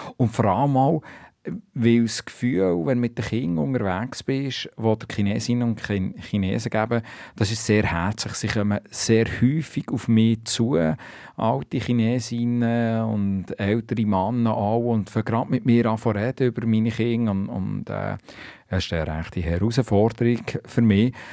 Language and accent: German; Switzerland; moved away as an adult; now in China; bei uns in der Schweiz